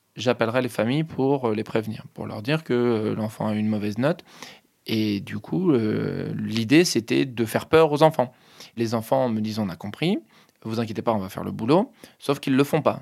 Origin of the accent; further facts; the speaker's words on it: Hauts-de-Seine, Île-de-France, France; J'ai grandi euh, dans les Hauts-de-Seine